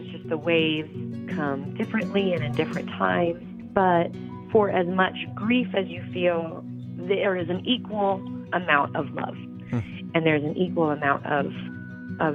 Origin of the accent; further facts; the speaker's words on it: Bakersfield, California, United States; moved away as an adult; also born or lived in Utah; I'm originally from Bakersfield, California.